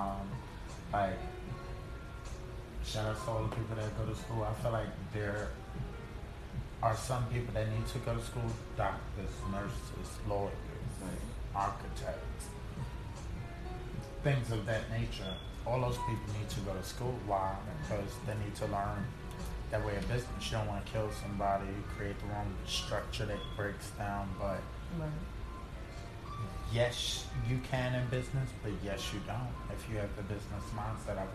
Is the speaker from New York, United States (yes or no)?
yes; Hempstead, New York, United States; also born or lived in Brooklyn, New York; Born and raised in Hempstead. Grew up in kind of Long Island, but like middle school. Moved to Brooklyn